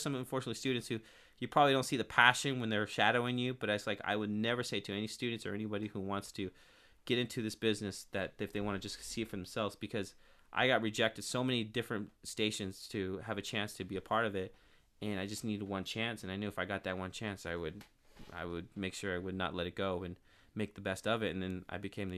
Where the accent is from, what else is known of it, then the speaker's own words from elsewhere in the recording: Turlock, California, United States; now in Modesto, United States; I'm from Turlock, and then I moved to Modesto when I was 21. I'm 30 now.